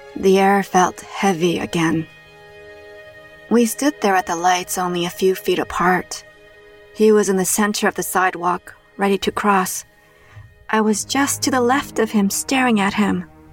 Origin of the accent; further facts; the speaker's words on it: Toronto, Ontario, Canada; my hometown of Toronto, Canada